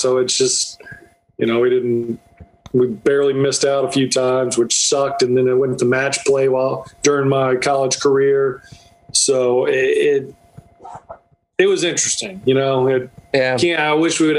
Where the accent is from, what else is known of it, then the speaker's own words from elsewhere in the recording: North Florida, United States; now in South Georgia, United States; I grew up in Florida, North Florida, so I live in South Georgia